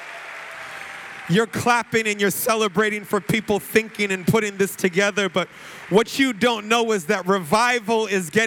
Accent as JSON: {"language": "English", "country": "United States", "said": "I am American"}